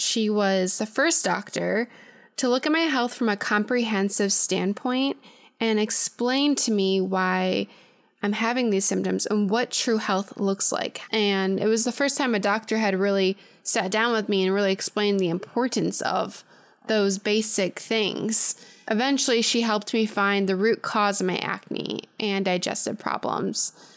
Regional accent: Chicago suburbs, Illinois, United States; I'm originally from the Chicago suburbs

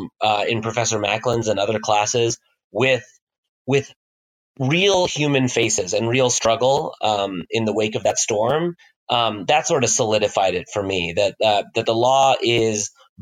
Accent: Midwest and South, United States; No, actually, I grew up all over the Midwest and South. My dad is in oil and gas, and so we moved from Kansas to Oklahoma to Louisiana to Texas.

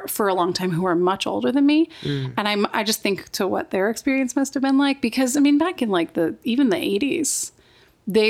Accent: Wyoming, United States; I grew up in Wyoming.

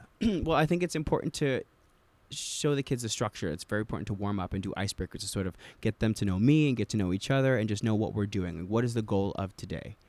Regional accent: New Jersey, United States; I'm from New Jersey

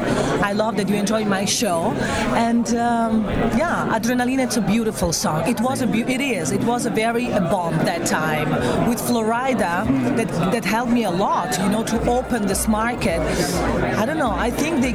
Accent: Italy; also born or lived in Eritrea; I come from Italy, my original from Eritrea

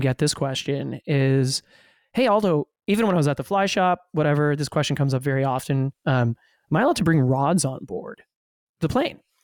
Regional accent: Ottawa, Ontario, Canada; now in Toronto, Canada; growing up in Ottawa

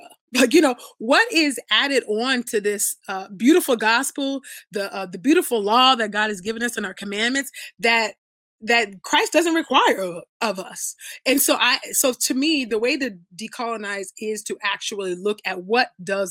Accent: United States; also born or lived in Nigeria (ancestry, Ibibio); I'm from the Abibio tribe in Nigeria. I was born here in America, but that's where my parents are from

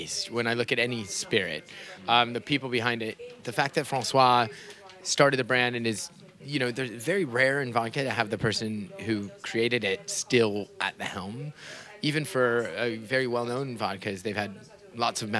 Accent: Yorba Linda, California, United States; From L.A., actually. Orange County, so okay. Yorba Linda

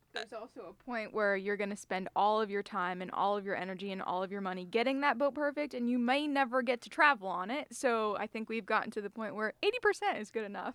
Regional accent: Jupiter, Florida, United States; moved away; Jupiter, Florida. Beautiful, beautiful place to grow up.

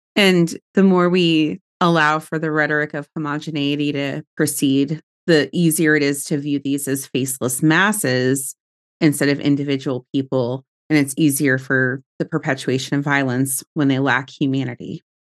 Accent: United States; we as American citizens

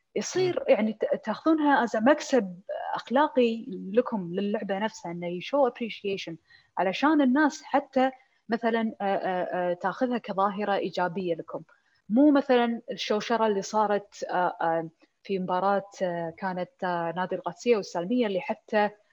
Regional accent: Kuwait; عندنا بالكويت

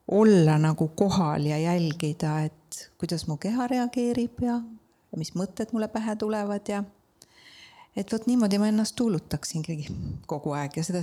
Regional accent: Estonia; mina olen, nagu ma armastan öelda, maalt ja hobusega Tammiku külast

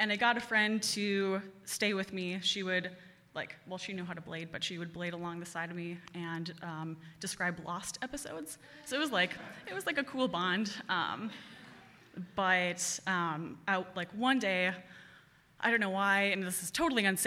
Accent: Cottage Grove, Wisconsin, United States; also born or lived in Madison / Pulaski, Wisconsin; I grew up in Cottage Grove, went to Deerfield schools for the first like 10 years of my life

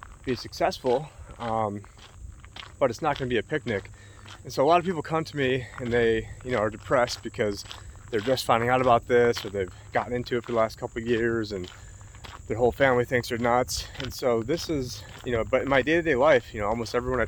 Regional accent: near Warners, New York, United States; Greetings from the Erie Canal in Warners, New York right now, which is not too far away from my hometown.

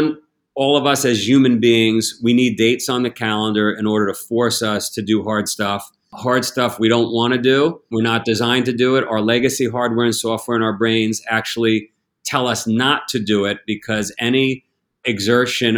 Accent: United States; as an American, as a global citizen

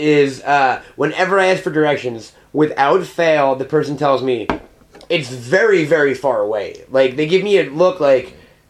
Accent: New York, United States; And I'm from New York.

